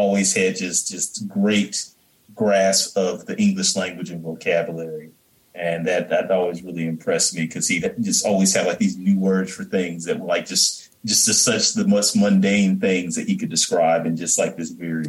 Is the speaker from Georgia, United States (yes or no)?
yes; Fairburn, Georgia, United States; I grew up down here in Fairburn, Georgia.